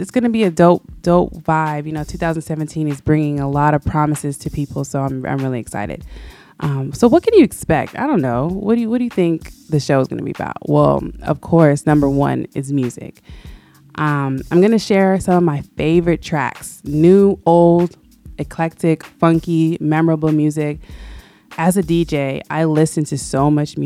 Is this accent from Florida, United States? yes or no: yes; Florida, United States; also born or lived in Oakland, California; now in Atlanta, United States; But I was raised in Florida, in between South Florida and Central Florida